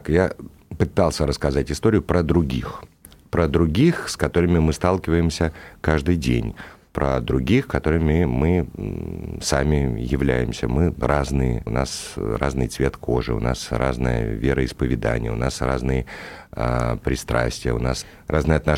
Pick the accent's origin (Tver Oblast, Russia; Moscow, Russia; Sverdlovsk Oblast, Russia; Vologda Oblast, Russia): Moscow, Russia; Я, э, я москвич, я знаю этот э, город, э, люблю этот город, я в нем живу